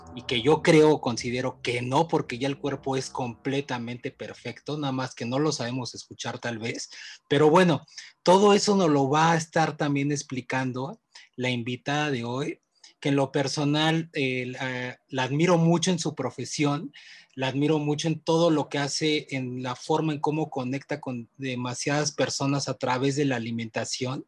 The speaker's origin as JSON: {"language": "Spanish", "country": "Mexico", "said": "mi cultura mexicana, que la amo"}